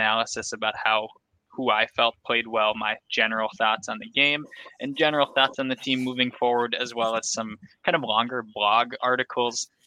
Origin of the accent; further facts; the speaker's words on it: Delano, Minnesota, United States; I'm from Delano, Minnesota, and there's a huge 4th of July carnival in Delano every year. When I was a kid, we'd all go to it